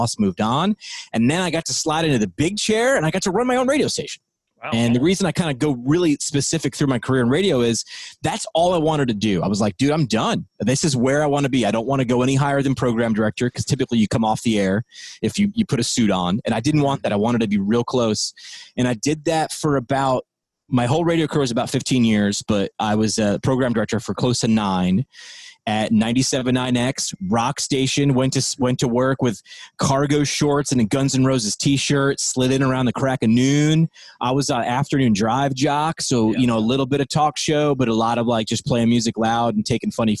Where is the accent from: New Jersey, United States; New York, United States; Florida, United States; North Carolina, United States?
New York, United States; Hudson Valley; moved away as an adult; also born or lived in Northeast Pennsylvania; the Hudson Valley's new rock alternative.